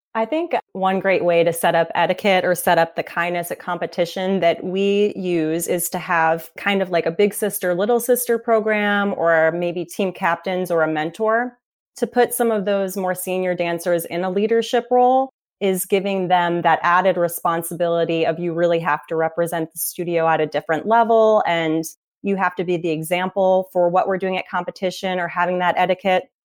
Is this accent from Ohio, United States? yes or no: yes; Cincinnati, Ohio, United States; moved away as an adult; also born or lived in Indianapolis, Indiana; now in Naples, United States; I grew up in Cincinnati, Ohio.